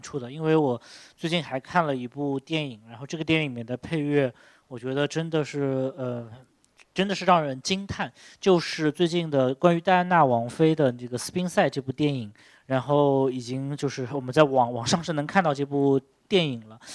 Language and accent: Chinese; China; 用我们中国人能懂，懂的话